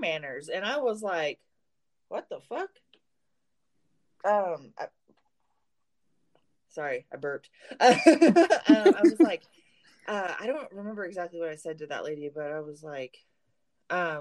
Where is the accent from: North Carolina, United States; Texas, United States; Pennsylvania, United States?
Texas, United States; Fort Worth